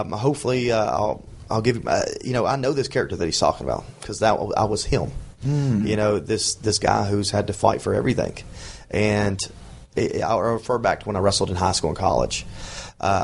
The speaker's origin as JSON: {"language": "English", "region": "the South", "country": "United States", "said": "because I was from the South"}